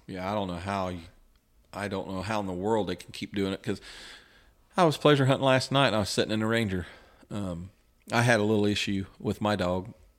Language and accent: English; West Lafayette, Indiana, United States; I was from West Lafayette